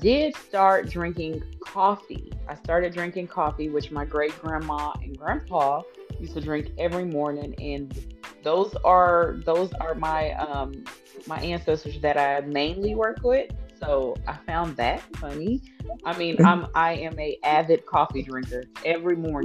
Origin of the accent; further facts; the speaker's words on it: Texas, United States; I grew up in Texas.